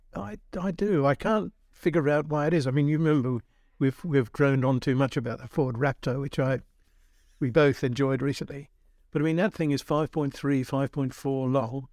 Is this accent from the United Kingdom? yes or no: no; Australia; moved away; I was born in Aus-, middle of Australia where everybody had a ute